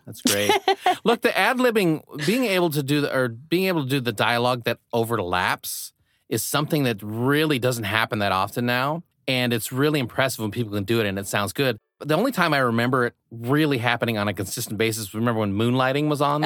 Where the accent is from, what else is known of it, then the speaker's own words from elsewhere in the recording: Midwest, United States; moved away; I grew up in the Midwest